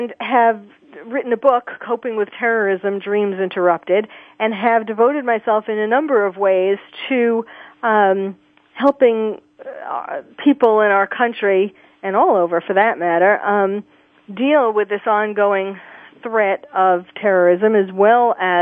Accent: New York, United States; I was born and raised in New York

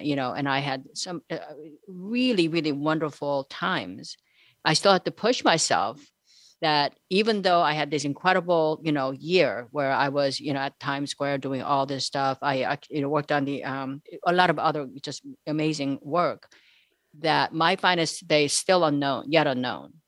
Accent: South Korea; moved away; I'm actually from South Korea

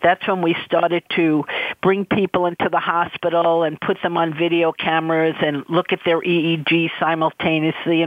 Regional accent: New York City, New York, United States; I grew up in New York City. I was born in Brooklyn and raised in New York City

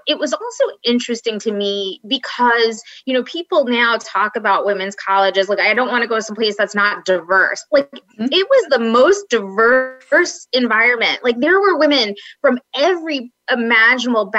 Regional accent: Long Island, New York, United States; accent: Long Island; I grew up on Long Island, and on Long Island, what we did was we applied to large universities

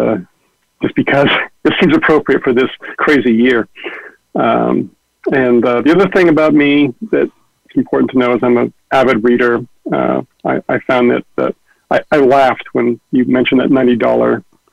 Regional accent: San Francisco Bay Area, California, United States; I'm from the Bay Area, although I've lived all over the world

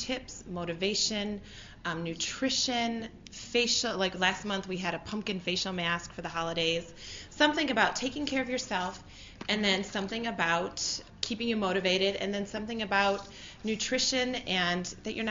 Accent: Northern Michigan, United States; I'm from Northern Michigan

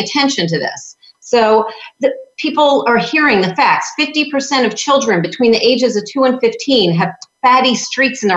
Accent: New York, United States; now in Florida, United States; I'm from New York.

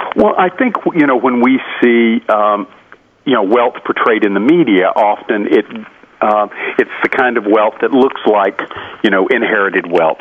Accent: Carrollton, Georgia, United States; my hometown of Carrollton, Georgia

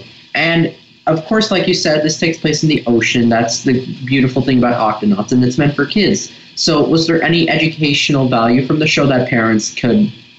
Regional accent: Los Angeles, California, United States

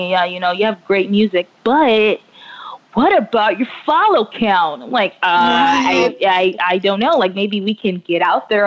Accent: New York, United States; now in Los Angeles, United States; I'm from New York. I will always say that I'm from New York

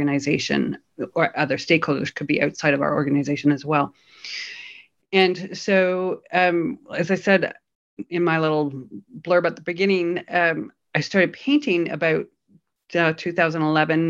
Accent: Canada; now in Berlin, Germany; I'm a Canadian based in Berlin

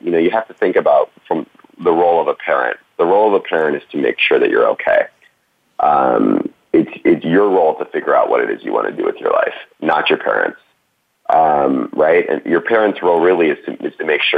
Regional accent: East Coast, United States; also born or lived in New York City; I grew up on the East Coast

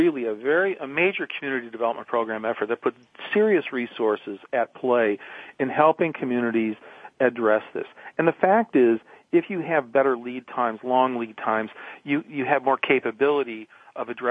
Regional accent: Detroit, Michigan, United States; moved away; also born or lived in Oregon; I grew up in Detroit.

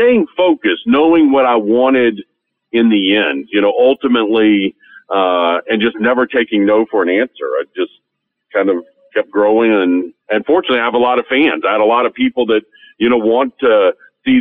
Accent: Tennessee, United States; moved away as an adult; also born or lived in Wyoming; me growing up in Tennessee, and I was fishing the Harpeth River

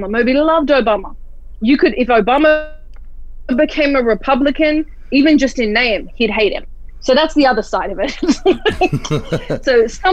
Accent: Australia; now in United States; I'm Australian, so I'm a foreigner

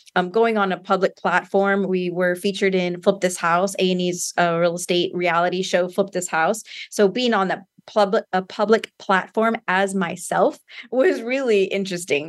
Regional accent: San Antonio, Texas, United States; also born or lived in Austin, Texas; I am from Texas, like you said, San Antonio, Texas, and born and raised here.

